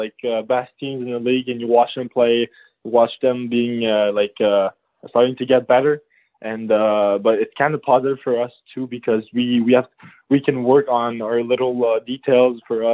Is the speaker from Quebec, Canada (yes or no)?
yes; Chambly, Quebec, Canada; I grew up in a shabby little town in Quebec, near Quebec City